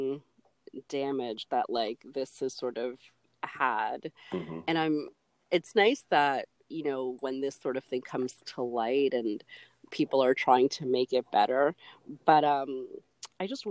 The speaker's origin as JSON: {"language": "English", "country": "Canada", "said": "as a Canadian"}